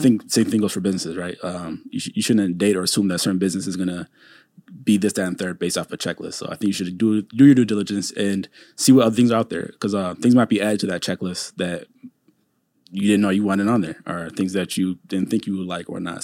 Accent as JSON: {"language": "English", "town": "Saint Paul", "region": "Minnesota", "country": "United States", "tie": "born or raised there", "also_born_or_lived": "Chapel Hill, North Carolina", "said": "I'm originally from Saint Paul, Minnesota, Maplewood area, and, uh, that's where I grew up"}